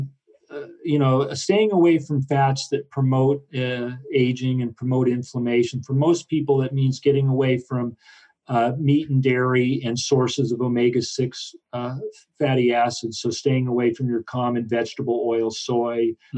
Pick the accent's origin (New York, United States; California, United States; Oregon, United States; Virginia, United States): Oregon, United States; Southern; I grew up in Southern Oregon